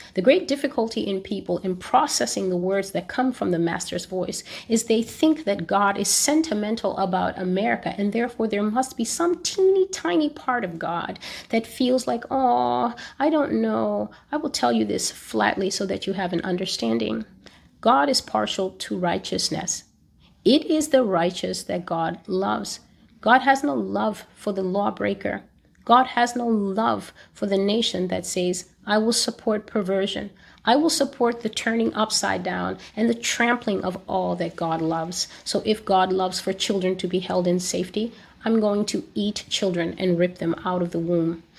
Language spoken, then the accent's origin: English; United States; as an American